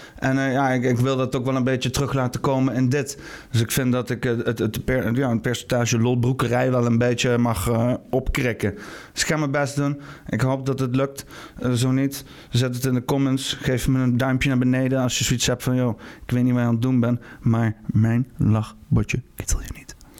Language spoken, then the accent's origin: Dutch; Netherlands; als Nederlanders